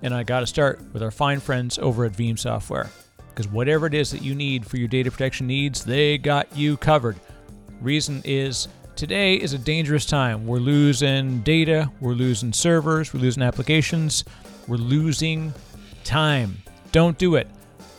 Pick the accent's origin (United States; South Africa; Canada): Canada; People never know that I'm Canadian until I talk to another Canadian. And then for whatever reason, our accents kind of bleed pretty heavily in those ones.